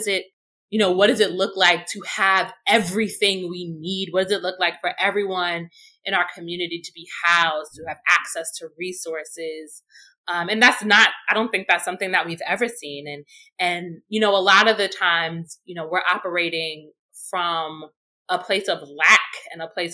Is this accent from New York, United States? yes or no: yes; New York City, New York, United States; growing up in Brownsville, you know, you had people who routinely had mental health crises